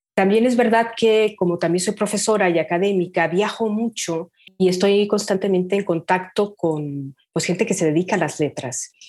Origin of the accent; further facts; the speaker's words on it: Guadalajara, Jalisco, Mexico; also born or lived in France; yo soy originaria de, Jalisco, de Guadalajara. Nací aquí y bueno, he vivido prácticamente